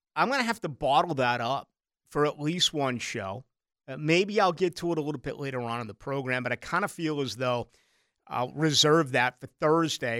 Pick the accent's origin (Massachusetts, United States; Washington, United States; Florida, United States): Massachusetts, United States; Boston; moved away; I grew up in Boston